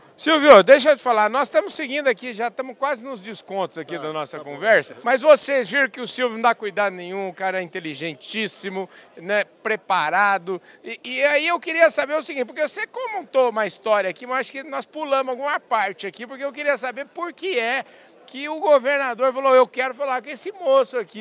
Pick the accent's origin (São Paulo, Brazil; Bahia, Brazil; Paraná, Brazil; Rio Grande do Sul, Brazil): São Paulo, Brazil; Porangaba; accent: caipira; eu nasci em Porangaba, fica 90 quilômetros de Botucatu.